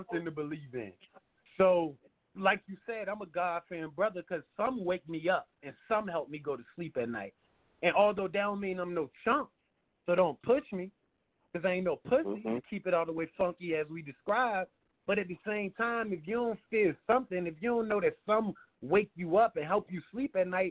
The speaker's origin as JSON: {"language": "English", "region": "Southside Virginia", "country": "United States", "tie": "born or raised there", "said": "The south side of Virginia, man. I'm from the country, the woods"}